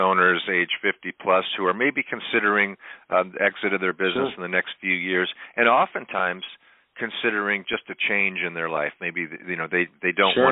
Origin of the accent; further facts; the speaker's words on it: Boynton Beach, Florida, United States; now in Avila Beach, United States; I grew up in South Florida, in Boynton Beach and Delray Beach.